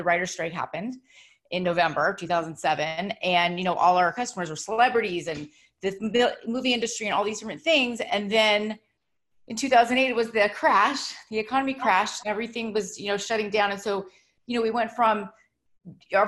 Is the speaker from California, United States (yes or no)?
yes; Los Angeles, California, United States; I grew up in Los Angeles